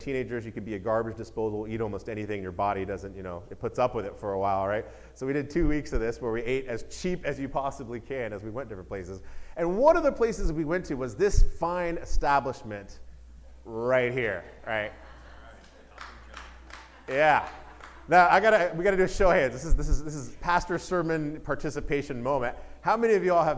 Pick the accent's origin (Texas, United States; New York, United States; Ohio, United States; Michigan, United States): Texas, United States; I was born in Texas, and so it's just part of my blood